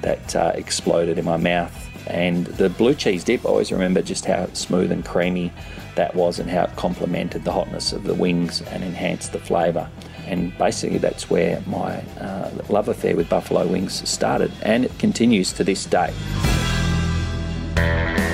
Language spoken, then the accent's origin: English; Perth, Western Australia, Australia; moved away as an adult; now in Sydney, Australia; currently I live in Sydney, Australia, which is on the other side of the country, about 4,000 kilometres or 2,500 miles away from where I grew up in Perth